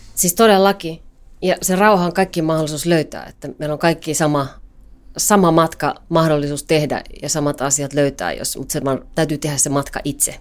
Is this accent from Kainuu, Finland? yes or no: yes; Kajaani, Kainuu, Finland; now in Helsinki, Finland; Mä oon Kajanista kotosin